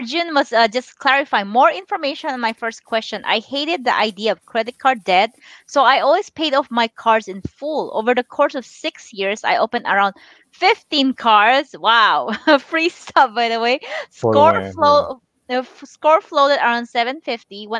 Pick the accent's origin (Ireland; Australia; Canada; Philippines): Philippines; now in United States; I was born and raised in the Philippines. I moved here in 2000.